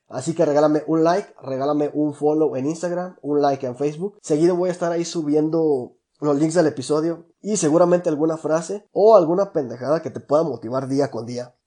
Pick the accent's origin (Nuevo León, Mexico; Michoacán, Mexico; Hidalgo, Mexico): Michoacán, Mexico; La Piedad; soy originario de La Piedad, Michoacán